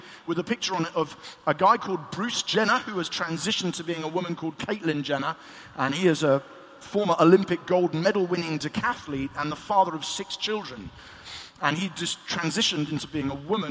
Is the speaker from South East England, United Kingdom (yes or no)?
yes; Eastbourne, South East England, United Kingdom; in my hometown of Eastbourne